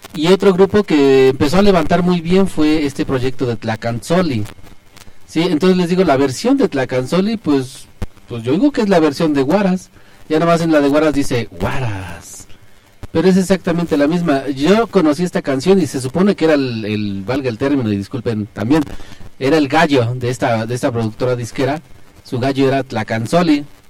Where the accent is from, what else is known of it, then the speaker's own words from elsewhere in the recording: Belén, Mexico; la fiesta de mi rancho, yo soy de Belén